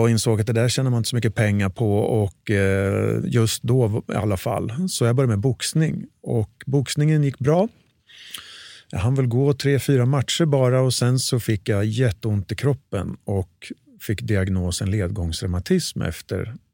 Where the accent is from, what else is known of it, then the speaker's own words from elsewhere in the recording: Örebro, Örebro County, Sweden; Örebro från början.